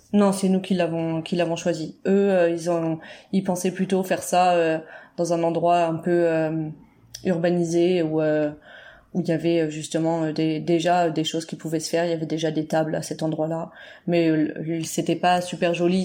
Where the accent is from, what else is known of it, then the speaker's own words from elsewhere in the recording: Berry, Centre-Val de Loire, France; on est originaire du centre de la France